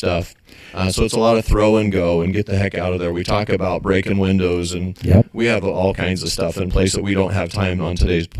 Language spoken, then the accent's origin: English; Western Nebraska, United States; we're from Western Nebraska.